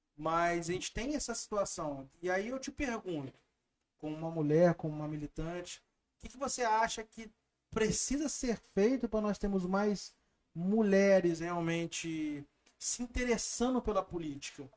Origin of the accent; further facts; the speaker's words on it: Barra Mansa, Rio de Janeiro, Brazil; Eu sou de Barra Mansa